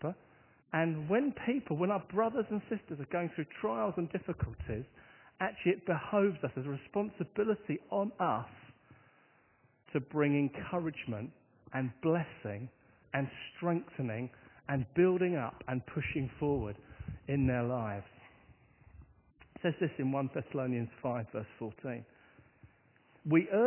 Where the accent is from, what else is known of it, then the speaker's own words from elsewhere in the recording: Hastings, South East England, United Kingdom; my hometown is on the south coast of England, and if I say its name, I guess you'll know the one thing that my town is famous for. I come from the town of Hastings